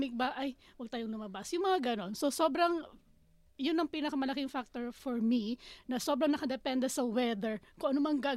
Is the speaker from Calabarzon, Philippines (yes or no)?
no; Davao City, Davao Region, Philippines; moved away as an adult; now in Australia; from Davao City.